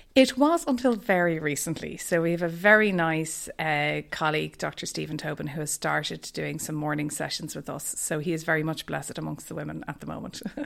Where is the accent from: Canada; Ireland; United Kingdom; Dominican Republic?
Ireland; Dublin, Leinster; moved away as an adult; also born or lived in Boston; now in Ballincollig, Ireland; I am from Dublin, so I grew up in Castleknock